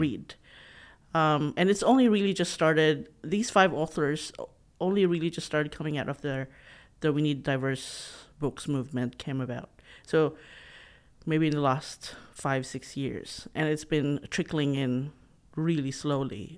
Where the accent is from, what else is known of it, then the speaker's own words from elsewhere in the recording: Philippines; English is a second language; moved away as an adult; also born or lived in Sydney, Australia; now in Australia; So I grew up, um, talking in my dialect, and then I had to talk in the national language in Tagalog in the Philippines, and then English